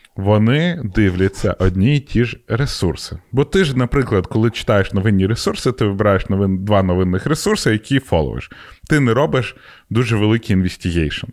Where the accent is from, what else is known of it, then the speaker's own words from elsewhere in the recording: Ukraine; в мене паспорт український